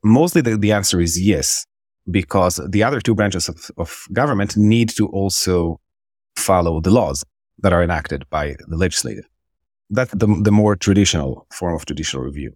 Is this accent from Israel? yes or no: yes; Israel; moved away as an adult; also born or lived in Jerusalem; now in New York, United States; I'm born and raised Israeli. Uh, I was born in Jerusalem and I grew up in Israel.